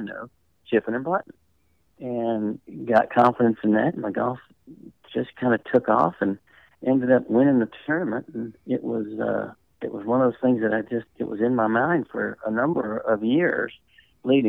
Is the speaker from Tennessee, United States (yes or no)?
yes; Nashville, Tennessee, United States; moved away; also born or lived in Atlanta; I grew up in Nashville